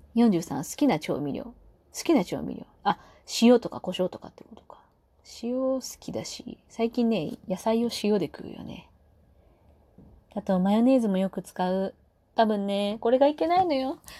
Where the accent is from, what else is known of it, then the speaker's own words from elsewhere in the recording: Kyushu, Japan; moved away; also born or lived in Fukuoka; 九州生まれだけど